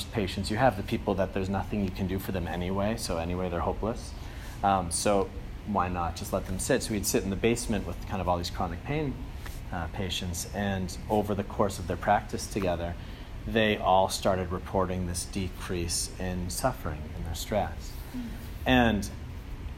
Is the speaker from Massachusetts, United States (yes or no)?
yes; Andover, Massachusetts, United States; moved away as an adult; also born or lived in Germany; I'm from Andover, Mass, so the Boston area